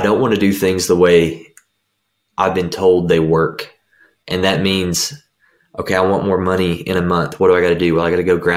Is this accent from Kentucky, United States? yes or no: yes; Kentucky, United States; I'm from Kentucky.